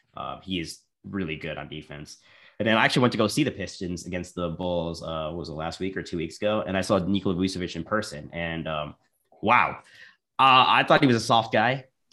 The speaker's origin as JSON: {"language": "English", "country": "Canada", "said": "I'm a Canadian"}